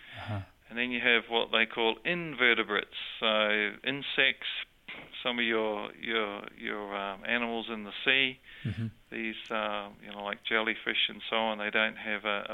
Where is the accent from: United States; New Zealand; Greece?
New Zealand; accent: New Zealand; also born or lived in Sydney, Australia; I have a New Zealand accent, but I was born in Sydney